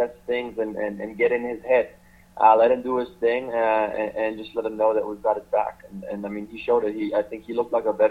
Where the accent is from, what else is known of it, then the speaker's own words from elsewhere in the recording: Switzerland; I grew up in Switzerland